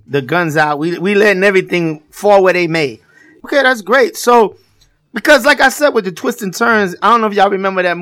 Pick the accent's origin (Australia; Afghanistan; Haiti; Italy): Haiti; now in United States; we as Haitians were in the country for years